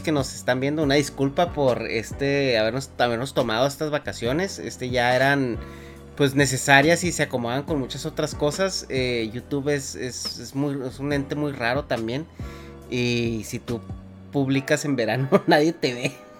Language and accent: Spanish; Mexico; yo de México